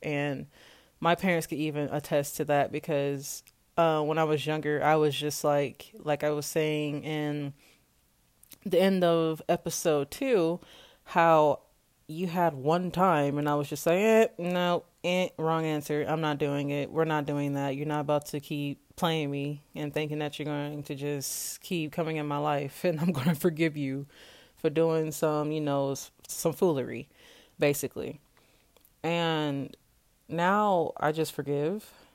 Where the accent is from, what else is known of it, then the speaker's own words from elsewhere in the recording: Kansas, United States; I am from Kansas and I am twenty-four years old